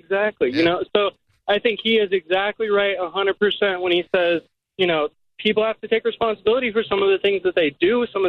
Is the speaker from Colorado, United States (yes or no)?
yes; Colorado, United States; now in St. Petersburg, United States; I grew up in Colorado